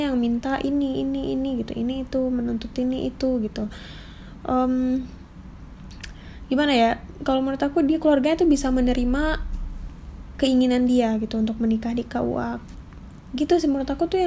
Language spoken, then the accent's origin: Indonesian; West Sumatra, Indonesia; di tempat aku berasal tuh kalau dari Sumatera Barat tuh apalagi untuk perempuan itu wajib untuk resepsi